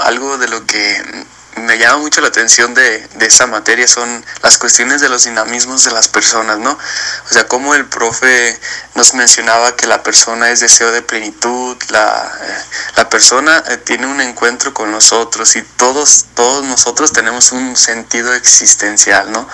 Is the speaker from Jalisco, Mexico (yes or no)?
yes; San Miguel el Alto, Jalisco, Mexico; soy de San Miguel el Alto y tengo veintisiete años